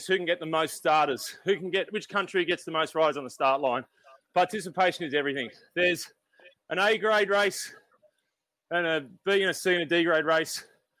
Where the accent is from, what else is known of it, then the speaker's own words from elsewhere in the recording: Australia; as an Aussie